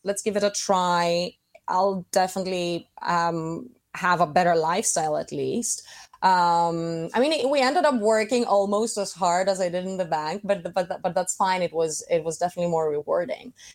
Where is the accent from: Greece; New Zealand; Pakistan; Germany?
Greece; Athens, Attica; moved away as an adult; also born or lived in Saint Petersburg, Russia / Milan, Italy; I was born in Saint Petersburg, but we very quickly moved to Athens, which is, um, where I grew up.